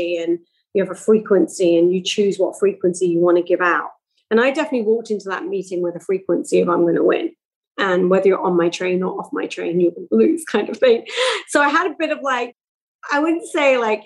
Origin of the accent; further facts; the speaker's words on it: England, United Kingdom; moved away; also born or lived in Milton Keynes; I grew up in England in the 70s and 80s.